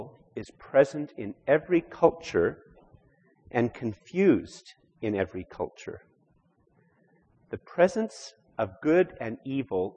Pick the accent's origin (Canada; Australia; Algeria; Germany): Canada; we have as Canadian Christians